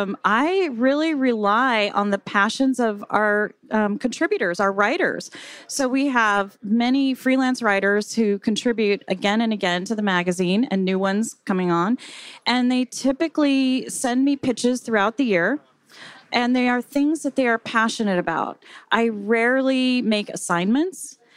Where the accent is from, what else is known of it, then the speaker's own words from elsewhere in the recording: San Diego, California, United States; now in Santa Barbara, United States; I know. I'm one of those. So I came to go to UCSB and I studied film.